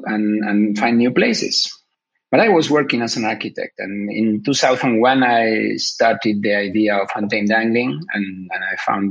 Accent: Buenos Aires, Argentina; I was born in Argentina, and I was raised there in Buenos Aires

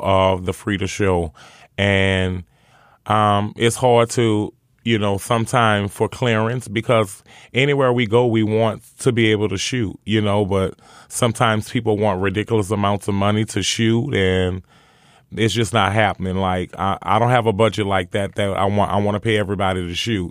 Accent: New Orleans, Louisiana, United States; growing up in New Orleans and growing up around poverty and drugs and killings

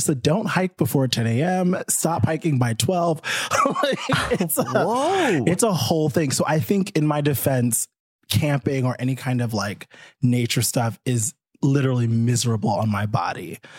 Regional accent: New York, United States; now in Los Angeles, United States; I'm from New York. New Yorkers don't fucking camp.

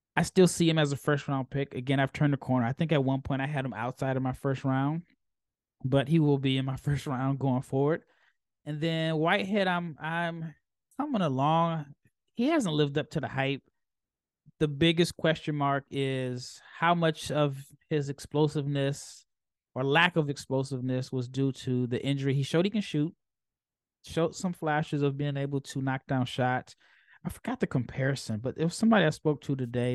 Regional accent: Omaha, Nebraska, United States; I'm from Omaha

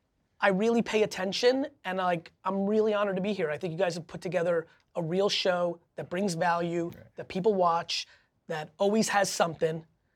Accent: Belarus; English is a second language; I grew up from Belarus in the Soviet Union.

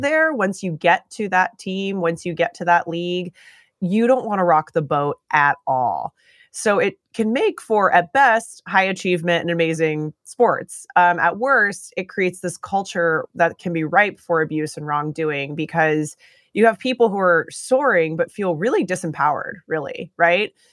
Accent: Eugene, Oregon, United States; I grew up in Eugene, Oregon

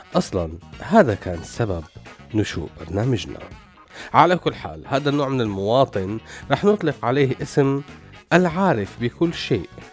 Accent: Syria; نحن كسوريين

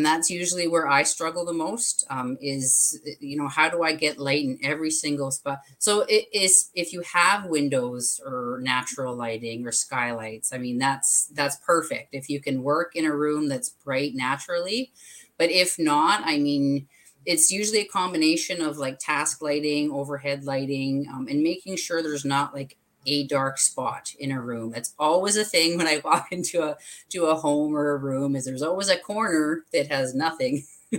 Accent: Alberta, Canada; now in Vancouver Island, Canada; I came from Alberta to Vancouver Island about 10 years ago. So from the mountains to the water.

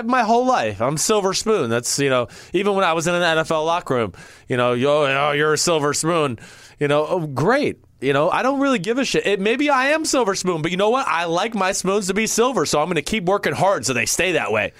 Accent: New Jersey, United States; I was from Jersey, and I was going to prove to everybody else on my team that I was from Jersey.

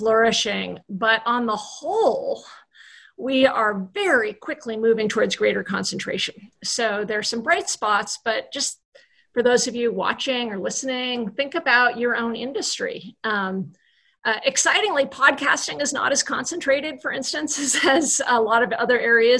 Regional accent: Vermont, United States; I'm from Vermont

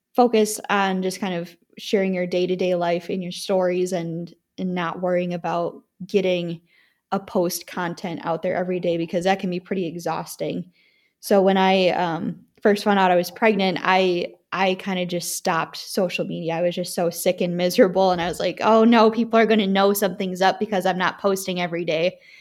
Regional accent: Wisconsin, United States; growing up in Wisconsin

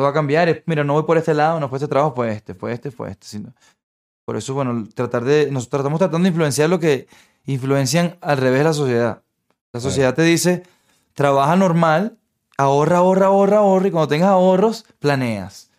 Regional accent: Venezuela; moved away; vengo de Venezuela

